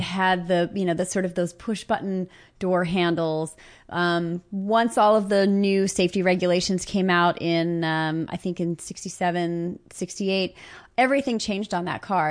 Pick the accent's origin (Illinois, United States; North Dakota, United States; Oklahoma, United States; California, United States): California, United States; Los Angeles; I grew up in the San Fernando Valley